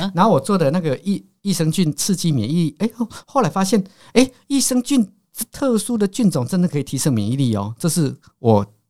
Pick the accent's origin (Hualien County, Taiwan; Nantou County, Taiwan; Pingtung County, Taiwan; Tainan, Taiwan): Nantou County, Taiwan; Caotun; moved away as an adult; now in Taichung, Taiwan; 我是南投县草屯镇的人哦。嗯。那我们草屯镇还有一个更偏僻的地方叫石川里，嗯。所以我们是靠近那个猫罗溪